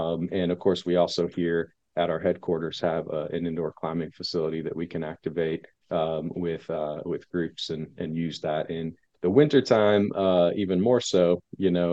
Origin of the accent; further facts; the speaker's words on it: Indianapolis, Indiana, United States; I'm from Indianapolis. You know, really have lived in and around this area my whole life.